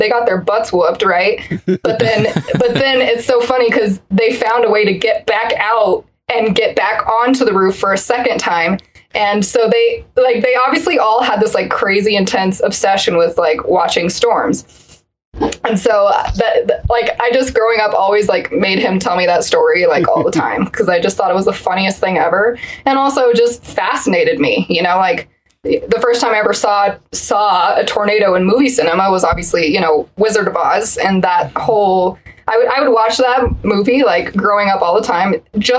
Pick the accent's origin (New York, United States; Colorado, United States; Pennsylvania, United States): Colorado, United States; Colorado Springs; growing up in Colorado Springs, we get a lot of just wild extremes of weather